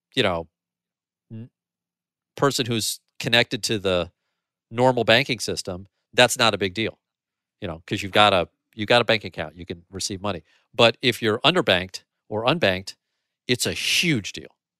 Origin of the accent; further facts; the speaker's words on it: St. Louis, Missouri, United States; Saint Louis is my hometown